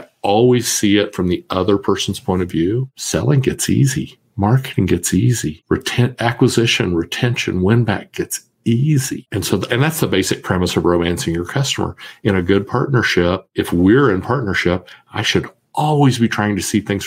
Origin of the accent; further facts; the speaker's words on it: Kansas, United States; I was born and raised in Kansas